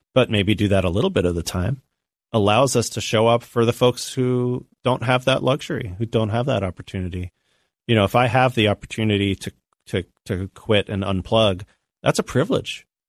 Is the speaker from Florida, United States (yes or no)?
yes; Tampa, Florida, United States; I grew up in Tampa, Florida, which had a huge, uh, Latino population